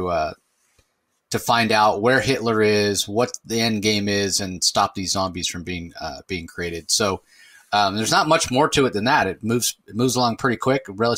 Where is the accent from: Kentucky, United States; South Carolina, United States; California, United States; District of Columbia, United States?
California, United States; Central; now in Arizona, United States; if you grew up where I grew up in California, Central California, or if you live in Southern California or Arizona where I live now